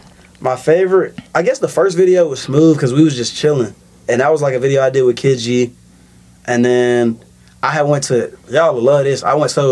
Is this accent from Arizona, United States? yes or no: no; Auburn, Alabama, United States; I'm from Auburn.